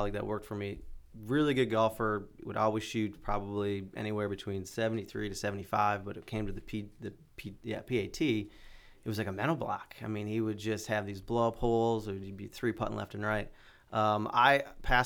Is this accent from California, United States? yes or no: no; Scranton, Pennsylvania, United States; moved away as an adult; also born or lived in Myrtle Beach; growing up in Scranton, home of the office